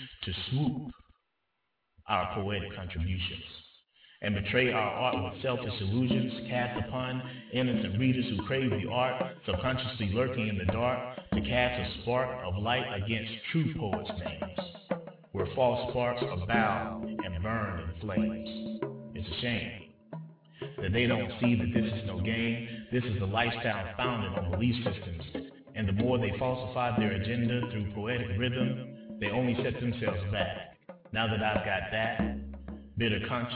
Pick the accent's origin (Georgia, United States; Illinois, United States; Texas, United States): Georgia, United States; my home state in Georgia